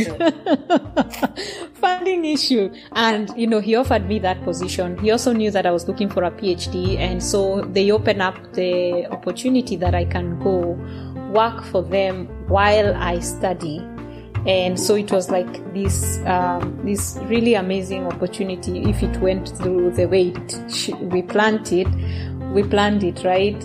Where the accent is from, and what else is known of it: Kenya; English is a second language; moved away as an adult; now in Sweden